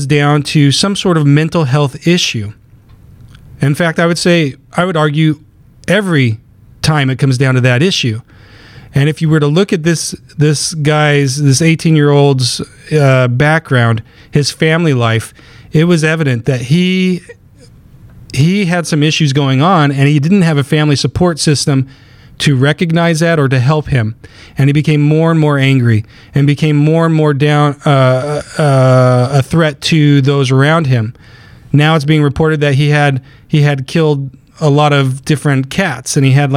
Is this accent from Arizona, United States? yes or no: yes; Willcox, Arizona, United States; moved away; my hometown in southern Arizona, on the east side of the state, it's a small little school, and it's a cowboy town